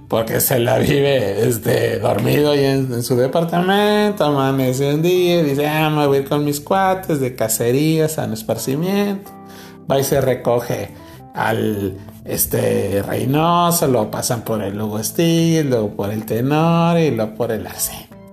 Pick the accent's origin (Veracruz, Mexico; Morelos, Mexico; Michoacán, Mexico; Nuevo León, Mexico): Nuevo León, Mexico; somos originarios de Sanico Ranch, ah. en Nuevo León, la capital del cabrito